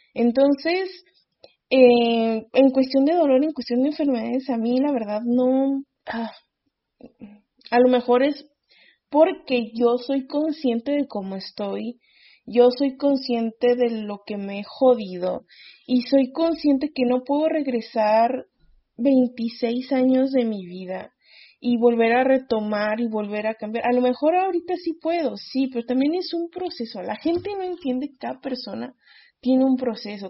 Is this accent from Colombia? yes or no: no; Mexico